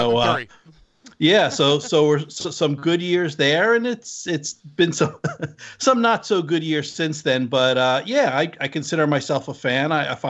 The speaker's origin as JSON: {"language": "English", "region": "New Jersey", "country": "United States", "also_born_or_lived": "Southern California", "said": "my home state team, the New Jersey Devils"}